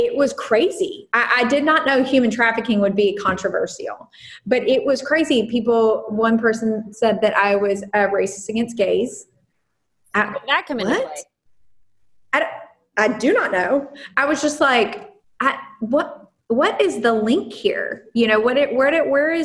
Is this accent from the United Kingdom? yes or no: no; Puerto Rico; I am Puerto Rican